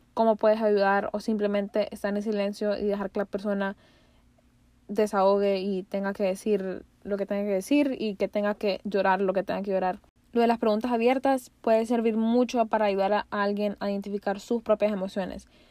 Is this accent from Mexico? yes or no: no; Honduras; como pueblo hondureño